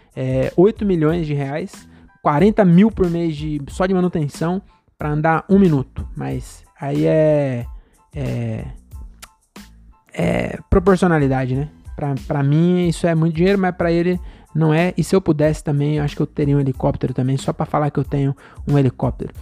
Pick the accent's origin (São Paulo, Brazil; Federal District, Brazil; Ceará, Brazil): São Paulo, Brazil; also born or lived in Cajamar; eu moro aqui desde que eu nasci aqui em São Paulo, no estado de São Paulo, né? Mas é bem perto de São Paulo